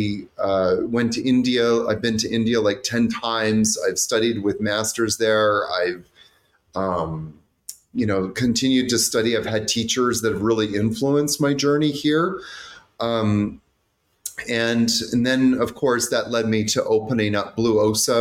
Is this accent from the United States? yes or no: no; Vancouver, British Columbia, Canada; I grew up in Vancouver